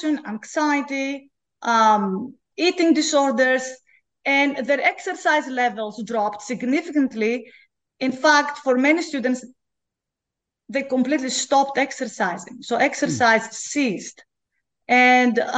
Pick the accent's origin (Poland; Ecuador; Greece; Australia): Greece; moved away as an adult; also born or lived in Belgium / Finland / Oregon; now in Baton Rouge, United States; I'm originally from Greece